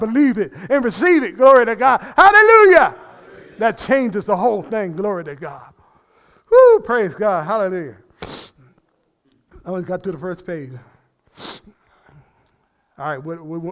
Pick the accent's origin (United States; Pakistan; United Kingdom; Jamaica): United States; New Jersey; I'm from New Jersey. That's part of being in New Jersey